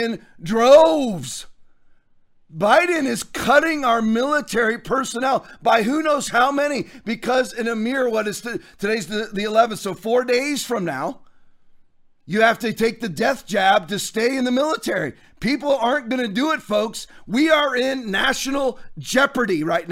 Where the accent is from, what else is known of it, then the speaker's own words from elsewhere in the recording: Norfolk, Virginia, United States; I was raised in the military. I was raised in Norfolk, Virginia. My dad was a career naval officer.